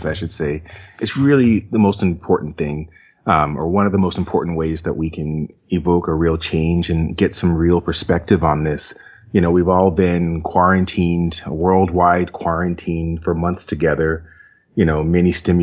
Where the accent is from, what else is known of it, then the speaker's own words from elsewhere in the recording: Westfield, New Jersey, United States; I was raised in Westfield, New Jersey